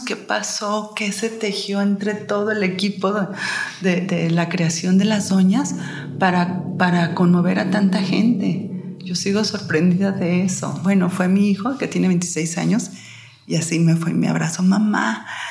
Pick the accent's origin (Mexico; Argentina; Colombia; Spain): Mexico; como mexicanas y mujeres que somos